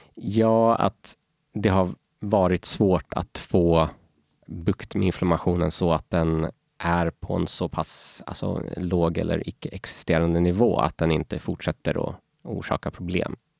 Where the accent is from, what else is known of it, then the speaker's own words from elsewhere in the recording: Norrköping, Östergötland, Sweden; also born or lived in Falun, Sweden; now in Stockholm, Sweden; jag föddes faktiskt i Falun, men, eh, jag är uppväxt i Norrköping och, eh, numera bor jag här i Stockholm.